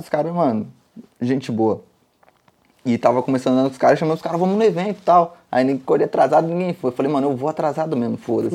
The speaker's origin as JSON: {"language": "Portuguese", "town": "Carapicuíba", "region": "São Paulo", "country": "Brazil", "tie": "born or raised there", "also_born_or_lived": "Osasco", "moved": "as an adult", "lives_now": "Spain", "said": "nasci em Osasco, mas vivi minha vida toda em Carapicuíba, então eu sou de Carapicuíba mesmo"}